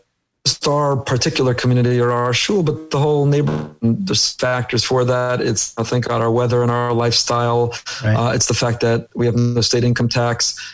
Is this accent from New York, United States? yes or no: no; Teaneck, New Jersey, United States; moved away as an adult; also born or lived in Israel; now in Boca Raton, United States; I grew up in Teaneck, New Jersey. Yavne Academy, Frisch, 2 years in Israel, KBY, YU